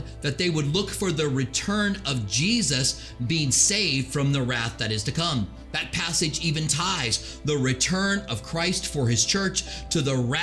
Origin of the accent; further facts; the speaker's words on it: United States; I'm an American